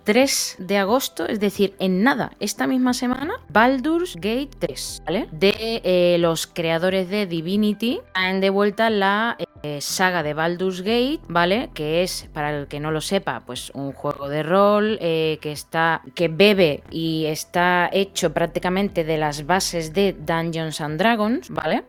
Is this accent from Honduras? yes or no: no; Seville, Andalusia, Spain; yo vengo de Sevilla y aunque yo siempre he considerado que soy una persona que una sevillana que no es sevillana